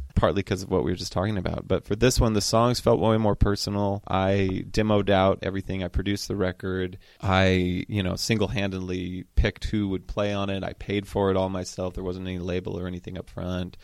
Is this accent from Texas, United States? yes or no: no; Cambria, California, United States; now in Los Angeles, United States; growing up in Cambria